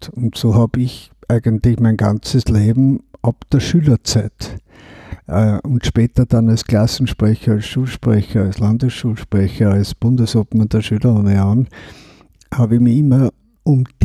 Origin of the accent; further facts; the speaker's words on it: Eastern Austria, Austria; Und gerade als Österreicher, als Ostösterreicher, habe ich erlebt, dass wir ja wie in einem Sandwich zwischen Ost und West gelegen sind.